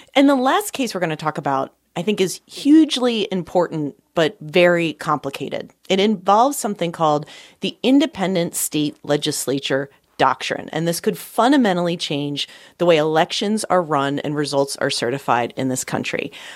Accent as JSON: {"language": "English", "region": "Pennsylvania", "country": "United States", "tie": "born or raised there", "said": "my home state of Pennsylvania"}